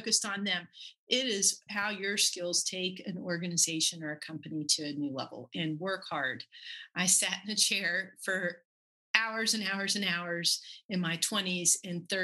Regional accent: Buckhannon, West Virginia, United States; moved away; I'm from Buchanan, West Virginia.

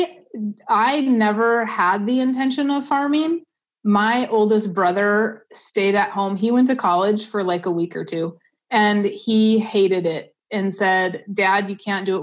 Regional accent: Southwest North Dakota, United States; I grew up in Southwest North Dakota

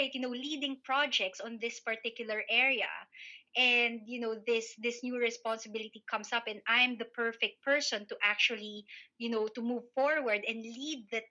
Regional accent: Philippines; moved away as an adult; now in United Kingdom; I'm a Filipino migrant, so I'm a person of color here in the UK

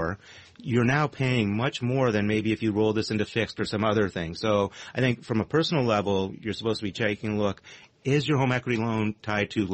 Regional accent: Canada; now in United States; as a Canadian

